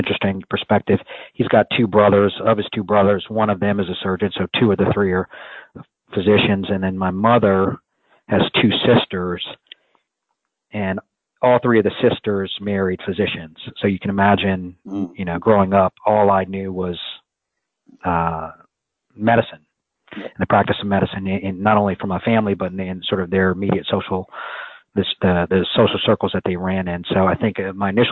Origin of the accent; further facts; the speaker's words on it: New Orleans, Louisiana, United States; also born or lived in Washington, D.C.; now in Georgia, United States; So I was actually born in Washington, D.C., but I grew up in New Orleans, Louisiana.